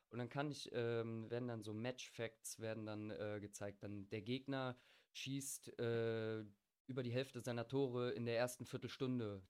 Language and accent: German; Bergisch Gladbach, North Rhine-Westphalia, Germany; ich komme aus Bergisch Gladbach, wo der Angelo ja eigentlich auch ursprünglich herkommt.